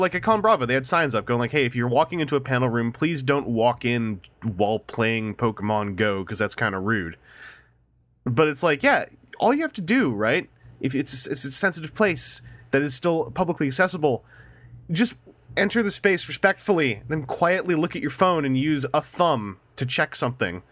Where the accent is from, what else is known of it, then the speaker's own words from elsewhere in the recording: Canada; As a Canadian